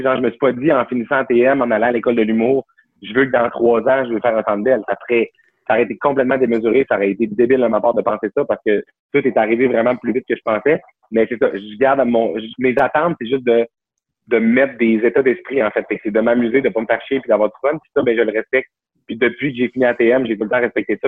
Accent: Saguenay, Quebec, Canada; moved away as an adult; also born or lived in Jonquière; now in Montreal, Canada; je viens du Saguenay. Là, mes parents habitent à 10 minutes, à, genre en auto du cégep

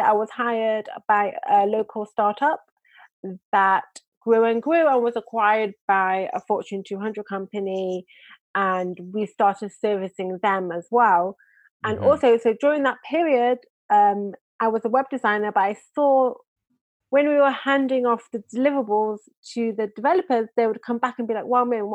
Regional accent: Manchester, North West England, United Kingdom; now in Israel; I'm originally from England, Manchester, England. I now live in Israel.

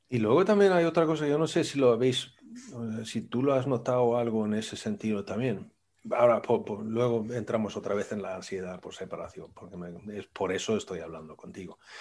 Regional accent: Sweden; yo soy sueco

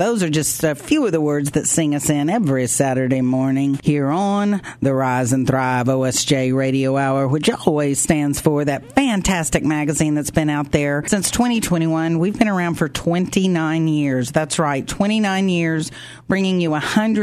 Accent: Ada, Oklahoma, United States; I'm from Ada, so we always played Ardmore

